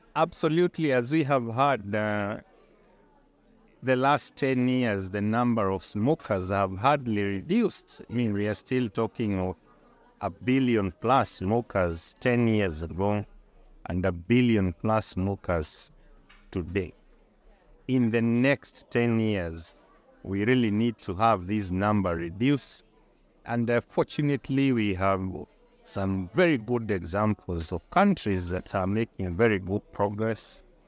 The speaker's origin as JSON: {"language": "English", "country": "Kenya", "said": "I'm, uh, from Kenya."}